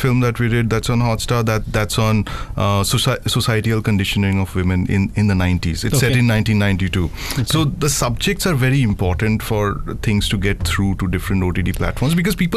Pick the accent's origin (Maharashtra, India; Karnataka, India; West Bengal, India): West Bengal, India; Kolkata; moved away; also born or lived in Bangalore; I was born in Calcutta